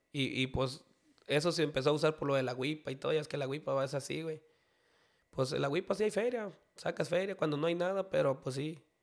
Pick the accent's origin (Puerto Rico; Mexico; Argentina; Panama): Mexico; Tuxcacuesco, Jalisco; originario de Tuscacuesco, Jalisco